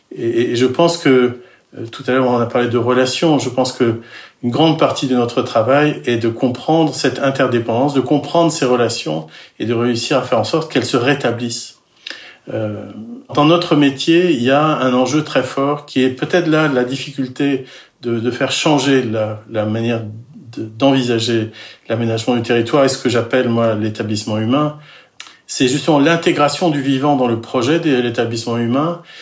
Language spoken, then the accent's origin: French; Finistère, Brittany, France; je, suis breton, je suis breton du Finistère